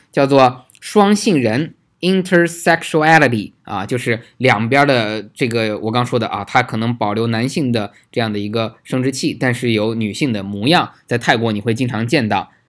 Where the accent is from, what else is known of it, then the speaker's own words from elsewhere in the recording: China; 我们中国人